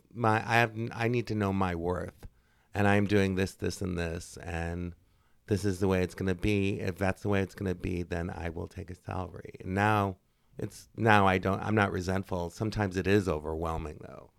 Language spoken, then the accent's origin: English; Northwest Indiana, United States; now in Chicago, United States; I am from Northwest Indiana, Uh, and I moved to Chicago many, many, many moons